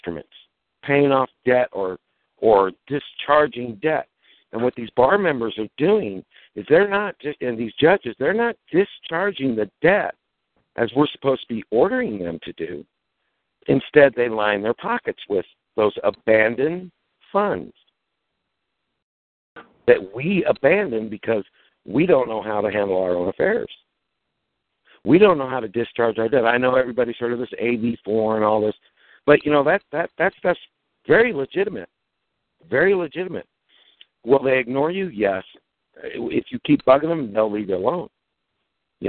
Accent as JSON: {"language": "English", "region": "Nebraska", "country": "United States", "said": "I'm from Nebraska"}